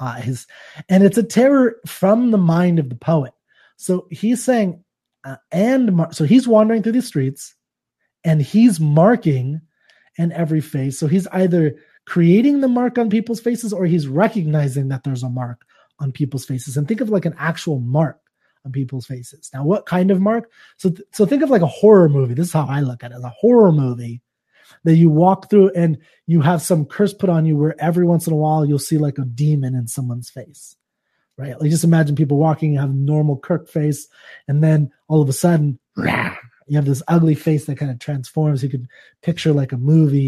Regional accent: Fremont, California, United States; moved away; also born or lived in Denver; I'm from Fremont, California. It's Northern California

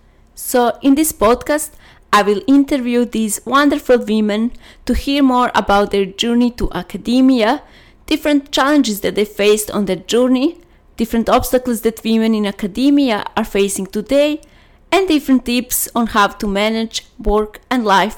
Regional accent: Serbia; moved away as an adult; also born or lived in Novi Sad, Serbia / Sydney, Australia; now in Australia; I'm from Serbia, but I'm currently living in Australia.

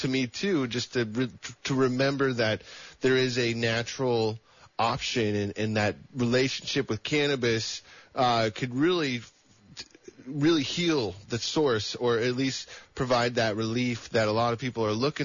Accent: El Dorado County, California, United States; now in Santa Cruz, United States; where I grew up in El Dorado County

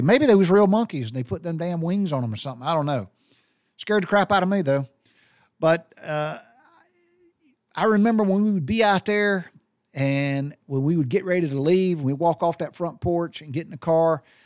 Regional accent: Butler, Georgia, United States; I grew up in Taylor County, I grew up in Butler, Georgia

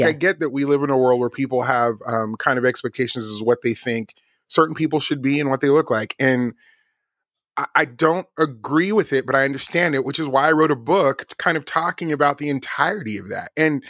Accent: Las Vegas, Nevada, United States; And of course, I grew up in Las Vegas. I was raised around hip hop and all of these things and gospel music

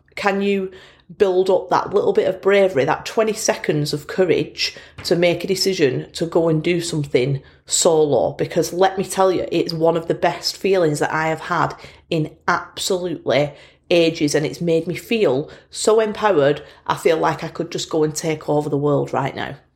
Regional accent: Bolton, North West England, United Kingdom; accent: Bolton; my Bolton accent

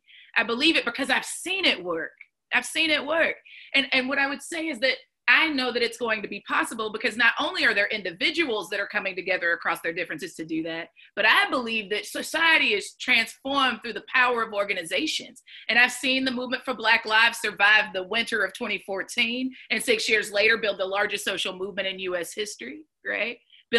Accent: Chattanooga, Tennessee, United States; I'm a girl from Chattanooga, Tennessee that grew up in the country of Hamilton County that is in a state that didn't expand Medicaid.

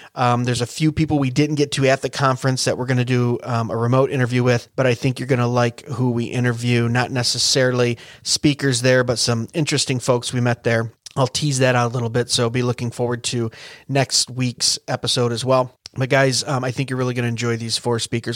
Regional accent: Michigan, United States; I'm from Michigan

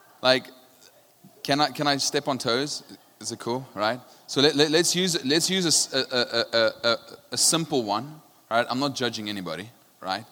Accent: South Africa; I'm from South Africa

